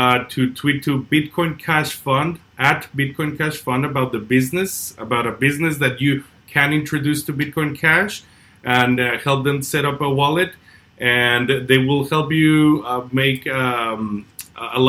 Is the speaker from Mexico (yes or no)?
yes; Mexico; first language Spanish; English is a second language; I'm Mexican myself.